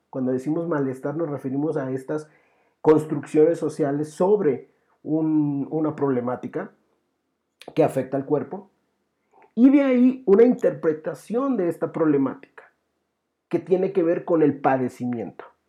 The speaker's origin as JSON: {"language": "Spanish", "country": "Mexico", "said": "nosotros tenemos esa tradición, como mexicanos"}